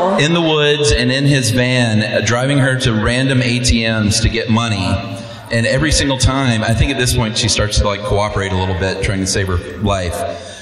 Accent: Atlanta, Georgia, United States; moved away as an adult; From Atlanta, grew up in DeKalb County. Went to Redan High School and the University

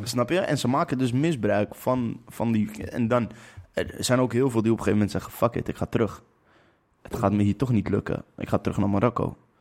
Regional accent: Lelystad, Flevoland, Netherlands; ik kom uit Lelystad.

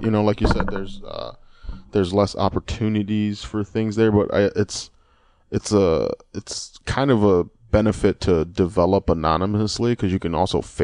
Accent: Lorain, Ohio, United States; also born or lived in Cleveland, Ohio; my hometown, which is Lorain, Ohio

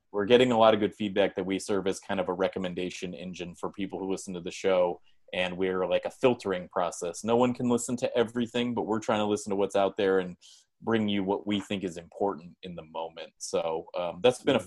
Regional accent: San Jose, California, United States; we're from San Jose, and I think we grew up in a very similar way of what you're describing

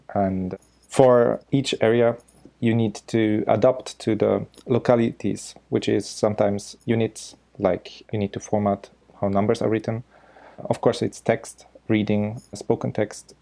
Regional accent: Austria; first language German; English is a second language; now in Osaka, Japan; I'm originally from Austria. So my mother tongue is German

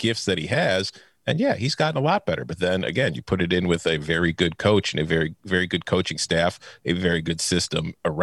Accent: Chicago, Illinois, United States; as a Chicagoan

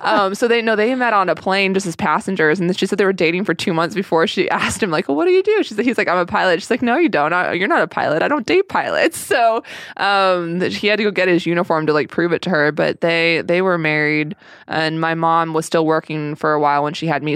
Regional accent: Sedona, Arizona, United States; also born or lived in St. Paul, Minnesota; I'm from Sedona, Arizona. Well, I moved when I was one and a half.

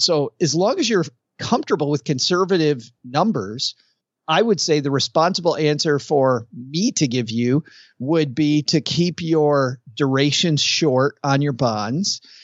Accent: West Michigan, United States; I grew up in West Michigan

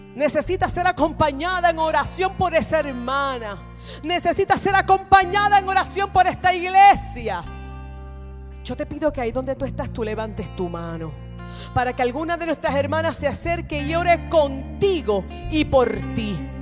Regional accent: Puerto Rico; yo soy nacida y creada en la iglesia Discípulos de Cristo en Puerto Rico

